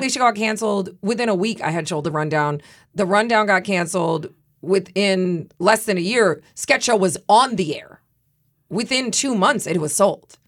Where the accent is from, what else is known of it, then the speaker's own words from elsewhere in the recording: Midwest, United States; I'm from the Midwest